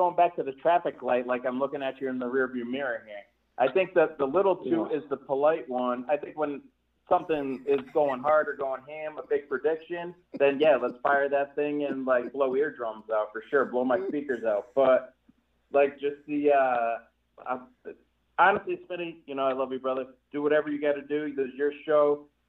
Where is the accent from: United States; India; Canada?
United States; New England; now in Colorado, United States; All right, I'm from New England originally. I live out in Colorado now